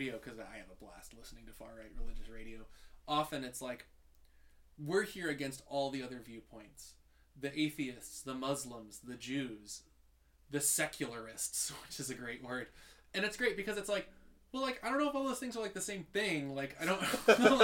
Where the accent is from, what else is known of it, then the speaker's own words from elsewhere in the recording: Michigan, United States; moved away as an adult; now in Utah, United States; I'm from Michigan and I came to Utah for my PhD